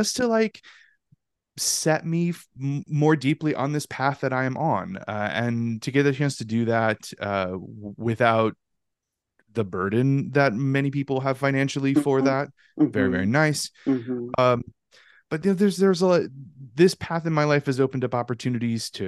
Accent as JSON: {"language": "English", "region": "Louisiana", "country": "United States", "tie": "born or raised there", "also_born_or_lived": "Northeast United States", "moved": "yes", "lives_now": "Ohio, United States", "said": "I am natively a Louisianian. So I'm from the Deep South"}